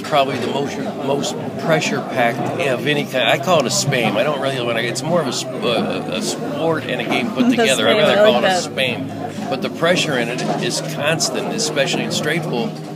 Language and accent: English; Scranton, Pennsylvania, United States; I live in Scranton, Pennsylvania